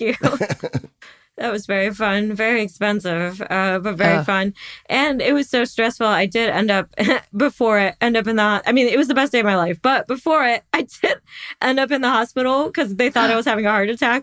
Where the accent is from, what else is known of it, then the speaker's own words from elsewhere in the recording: Midwest, United States; I grew up in the Midwest